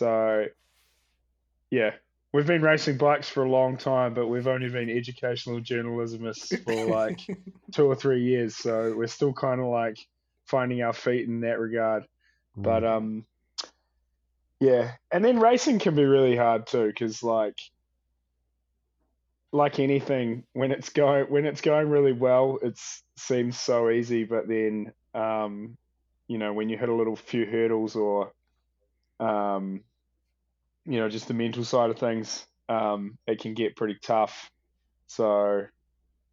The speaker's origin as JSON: {"language": "English", "country": "New Zealand", "said": "coming from New Zealand, you feel like you're like country boys in the big city"}